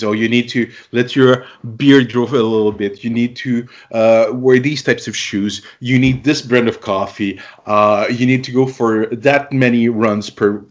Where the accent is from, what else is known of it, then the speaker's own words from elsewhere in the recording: Canada; I'm Canadian